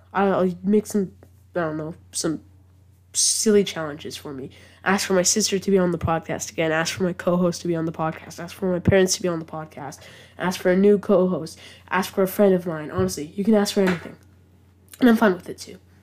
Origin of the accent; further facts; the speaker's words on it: England, United Kingdom; I am English